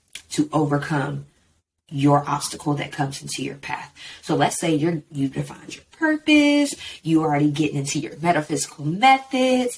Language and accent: English; Texas, United States; growing up in Texas in my mind frame of I'm from Texas and Texas is everything